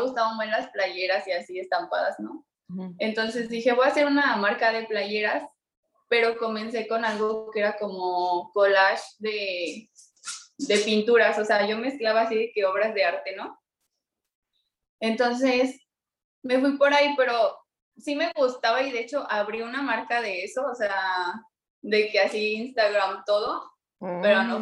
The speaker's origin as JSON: {"language": "Spanish", "region": "Mexico City", "country": "Mexico", "tie": "born or raised there", "moved": "yes", "lives_now": "Irapuato, Mexico", "said": "yo nací en la Ciudad de México, pero ahorita estoy viviendo en Irapuato, Guanajuato"}